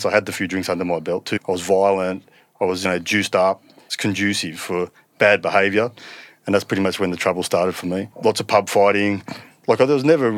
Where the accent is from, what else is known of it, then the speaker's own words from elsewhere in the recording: Penrith, New South Wales, Australia; Penrith, the Reef. God's country out there.